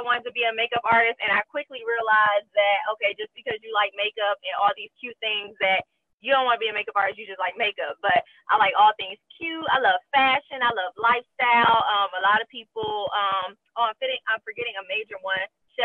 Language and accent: English; Prince George's County, Maryland, United States; moved away as an adult; also born or lived in Washington, D.C. / California; now in Louisiana, United States; I am from PG County, Maryland, 301